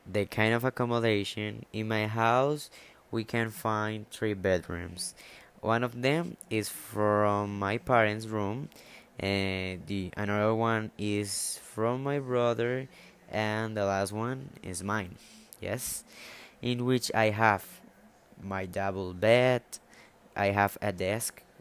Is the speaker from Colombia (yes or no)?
yes; Colombia; born or raised there